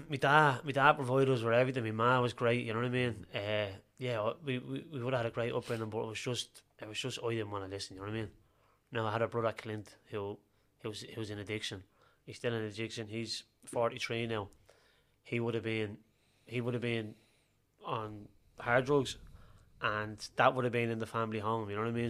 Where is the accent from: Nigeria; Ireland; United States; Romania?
Ireland; Dublin, Leinster; I was born in Dublin's north inner city